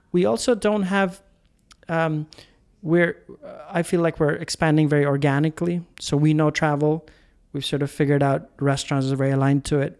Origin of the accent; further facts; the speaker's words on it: India; I'm Indian